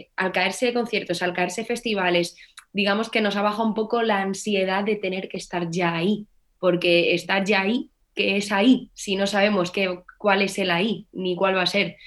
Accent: Navalmoral de la Mata, Extremadura, Spain; aquí en mi pueblo, en la Almoral de la Mata, Allí, pues con mis 12 añitos, 11, empecé a estudiar clarinete

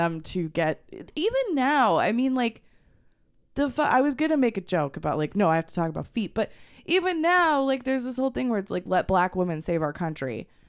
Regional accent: Northern California, United States; I'm from Northern California

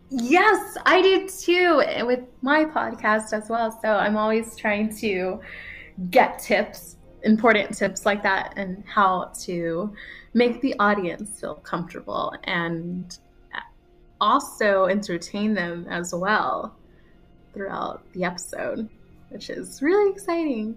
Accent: United States; I was born in America and I speak kind of funny in English

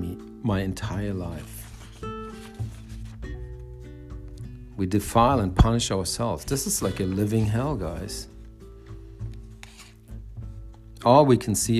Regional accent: Germany; now in United States; I grew up in Germany in the 70s and 80s, mostly like teenagers in the 80s.

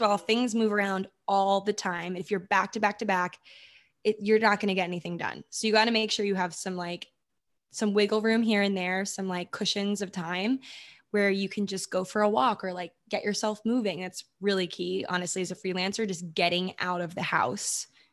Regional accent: Maryland, United States; moved away as an adult; also born or lived in New York / California; I'm from Maryland. That's where I was born and grew up

